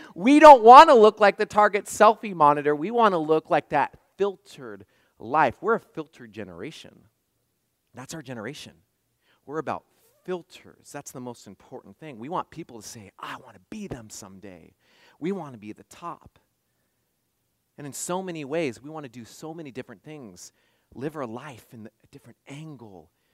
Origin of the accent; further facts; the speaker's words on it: West Coast, United States; moved away; I grew up on the West Coast